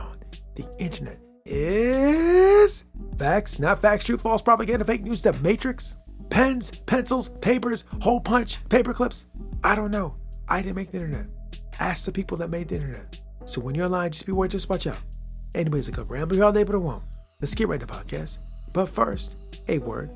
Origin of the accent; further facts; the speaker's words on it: United States; My home country, my homeland, America